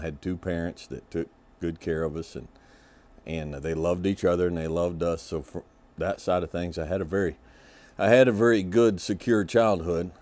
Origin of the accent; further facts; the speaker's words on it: Kentucky, United States; I was born in Kentucky. Uh, as I mentioned before, both my parents are multi-generational Kentuckians